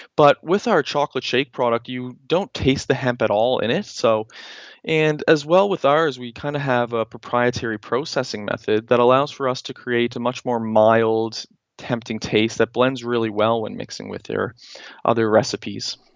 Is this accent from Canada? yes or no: yes; Halifax, Nova Scotia, Canada; moved away as an adult; also born or lived in Newfoundland; I am from Halifax, Nova Scotia